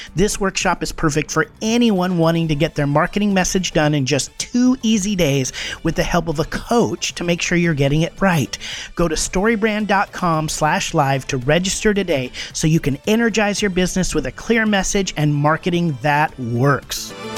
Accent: the Northwest, Pacific Northwest, United States; moved away; I grew up in the Northwest.

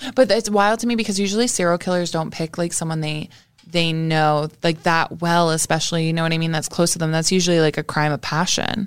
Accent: Canada; I am from Canada

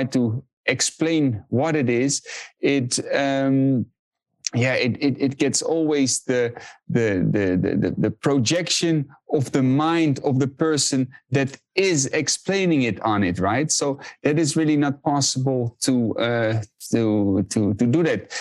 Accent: Netherlands; I was born and raised in the Netherlands

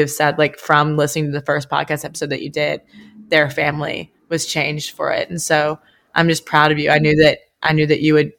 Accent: Oxford, Mississippi, United States; we're from Oxford, Mississippi, where like the main event is alcohol, like everywhere you go.

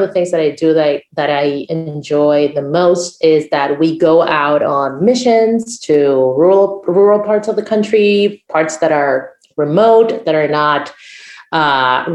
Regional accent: Uruguay; first language Spanish; English is a second language; I'm from Uruguay.

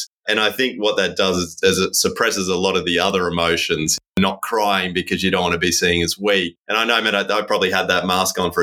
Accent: Gold Coast, Queensland, Australia; I grew up in Palm Beach on the Gold Coast.

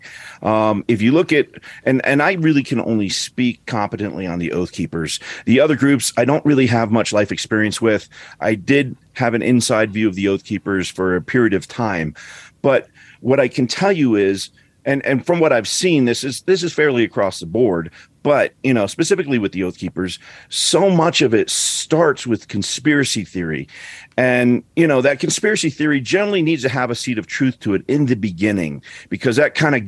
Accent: Colorado, United States; also born or lived in northern New Jersey, New York City area; I grew up in Colorado

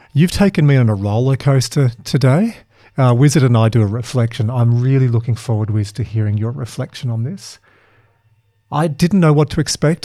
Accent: Dubbo, New South Wales, Australia; growing up in Dubbo

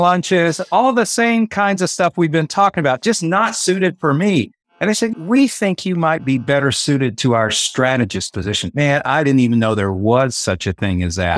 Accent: West Texas, United States; moved away as an adult; also born or lived in Tulsa, Oklahoma / San Diego, California; I grew up in West Texas

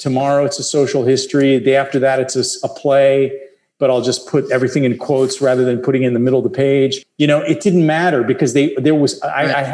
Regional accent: Milwaukee, Wisconsin, United States

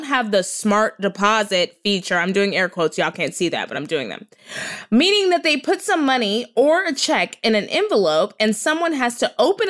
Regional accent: Texas, United States; now in Los Angeles, United States; I'm from Texas

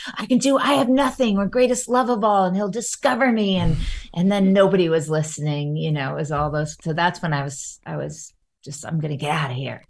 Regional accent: Long Island, New York, United States; I grew up in Long Island mostly

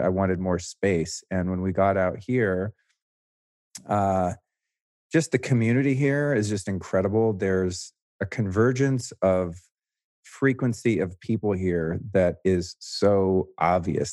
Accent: the Bay Area, California, United States; moved away as an adult; now in Austin, United States; I grew up in, uh, the Bay Area.

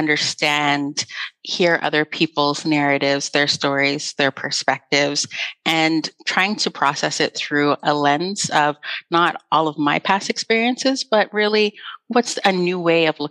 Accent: Canada; Growing up in Canada

